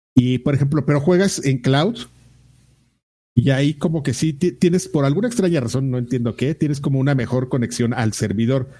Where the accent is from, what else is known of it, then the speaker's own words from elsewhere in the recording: Mexico; soy mexicano